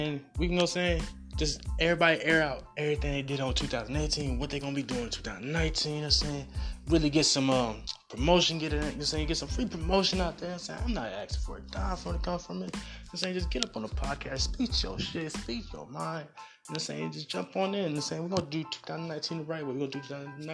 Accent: the South, United States; I'm from the South

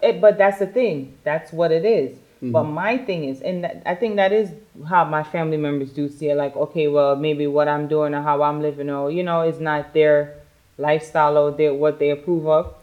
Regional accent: New York, United States; I'm a New Yorker. I got my attitude because I'm from New York.

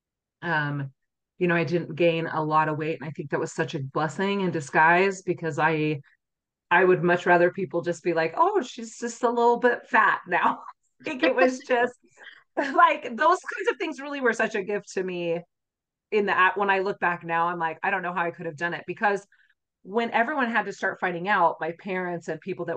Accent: Utah, United States; I grew up here in Utah

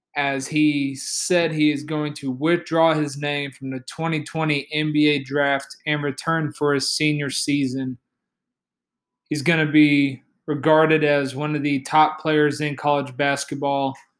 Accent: Oklahoma City, Oklahoma, United States; my hometown team, the Oklahoma City Thunder

